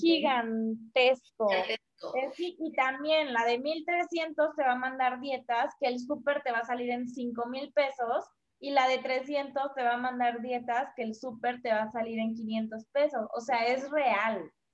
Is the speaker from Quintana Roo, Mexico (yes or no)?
yes; Cancún, Quintana Roo, Mexico; now in Mexico City, Mexico; yo soy de Cancún